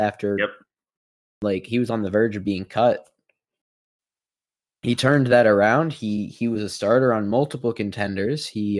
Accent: Philadelphia, Pennsylvania, United States; I'm from Philly.

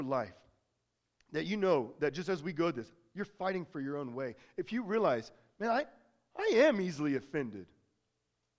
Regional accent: United States; accent: American; Always had a very heavy American accent

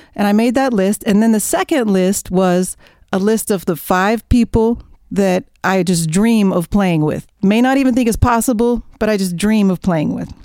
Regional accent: near Oklahoma City, United States; I grew up in Oklahoma, near Oklahoma City

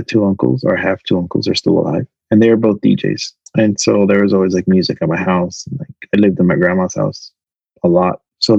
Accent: New York, United States; I moved to Miami because I came from New York.

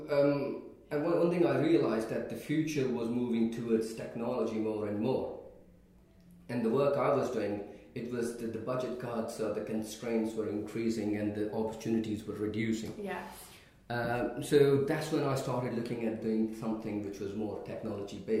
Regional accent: Pakistan; moved away as an adult; now in United Kingdom; I was born and bred in Pakistan.

